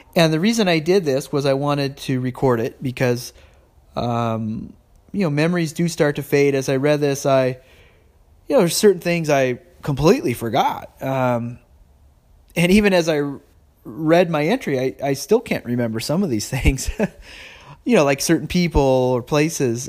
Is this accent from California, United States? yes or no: yes; California, United States; I'm a Californian and I'm a, you know, I live in San Jose